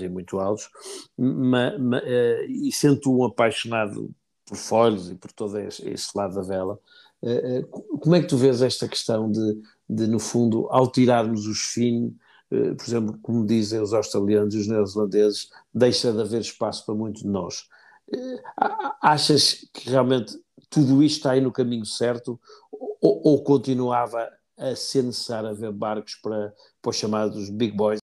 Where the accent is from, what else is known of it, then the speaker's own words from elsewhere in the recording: Portugal; tu, como português, e eu também